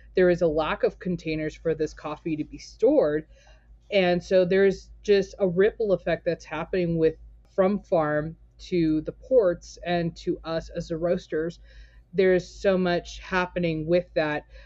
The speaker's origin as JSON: {"language": "English", "town": "Torrance", "region": "California", "country": "United States", "tie": "born or raised there", "moved": "yes", "lives_now": "Portland, United States", "said": "I was born and raised in Torrance, California"}